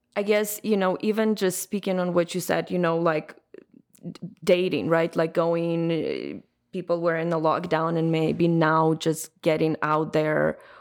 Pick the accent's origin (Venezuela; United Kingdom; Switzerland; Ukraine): Ukraine; moved away; I'm originally from Ukraine